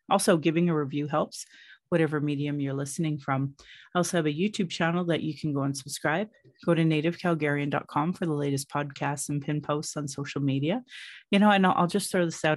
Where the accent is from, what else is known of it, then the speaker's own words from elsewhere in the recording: Calgary, Alberta, Canada; I was born in Calgary